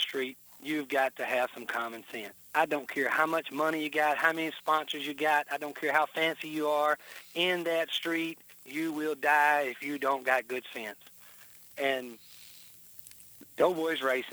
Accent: Joiner, Arkansas, United States; also born or lived in Memphis, Tennessee; And so we moved over there to the little town, Joyner.

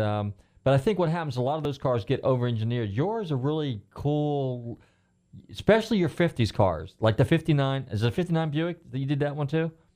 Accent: California, United States; now in Largo, United States; I'm from California originally.

